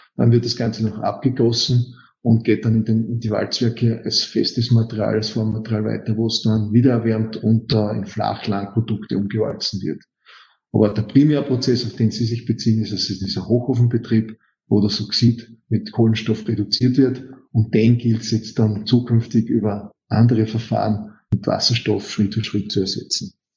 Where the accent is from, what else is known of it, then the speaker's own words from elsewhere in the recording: Styria, Austria; Steirer, bin gelernter Metallurge